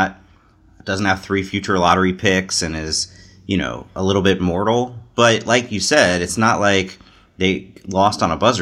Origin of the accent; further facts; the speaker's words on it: Cincinnati, Ohio, United States; I grew up in Cincinnati, big Xavier fan, but also would root for UC